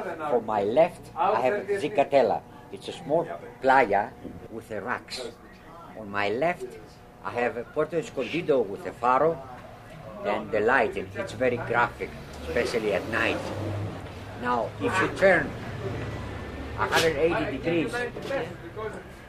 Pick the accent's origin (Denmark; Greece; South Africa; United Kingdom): Greece; also born or lived in United States; now in Mexico; I come from Greece